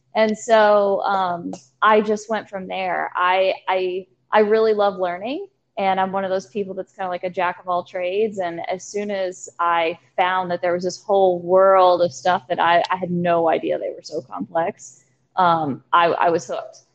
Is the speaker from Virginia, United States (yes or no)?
yes; Danville, Virginia, United States; now in Charlottesville, United States; I am from Danville, Virginia, which is two and a half hours south of where we are in Charlottesville, Virginia.